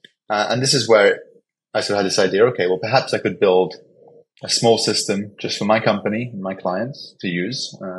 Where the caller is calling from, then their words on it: Panama City, Panama; Yeah, I'm calling from Panama City, Panama. So nice and sunny here.